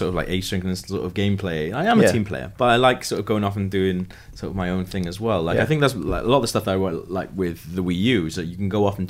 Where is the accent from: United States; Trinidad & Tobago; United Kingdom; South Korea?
United Kingdom; as a British person